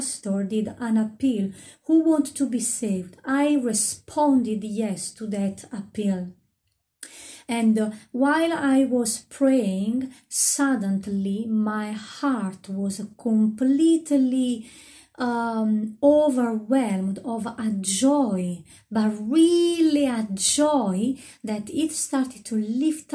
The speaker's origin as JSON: {"language": "English", "country": "Italy", "moved": "yes", "said": "I come from Italy."}